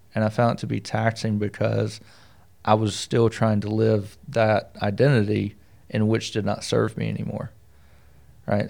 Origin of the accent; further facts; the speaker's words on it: the South, United States; Being from the South